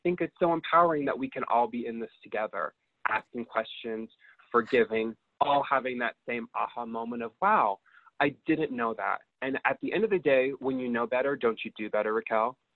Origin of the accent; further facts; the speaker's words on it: Utah, United States; growing up in Utah was such a clusterfuck